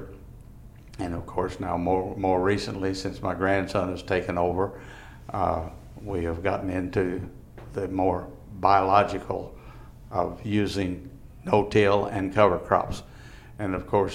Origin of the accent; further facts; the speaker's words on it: Vanderburgh County, Indiana, United States; also born or lived in Gibson County, Indiana; I grew up in Vandenberg County, but it was in 1963, about 60 years ago, that we relocated into Gibson County